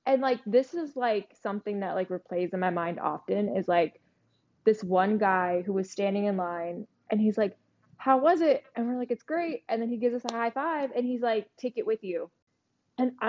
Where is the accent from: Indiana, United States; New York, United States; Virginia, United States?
New York, United States; also born or lived in New Jersey; I was born and raised in New York